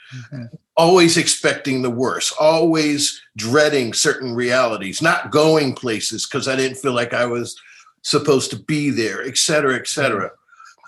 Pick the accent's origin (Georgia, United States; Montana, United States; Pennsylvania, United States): Pennsylvania, United States; Philadelphia; I grew up in North Philadelphia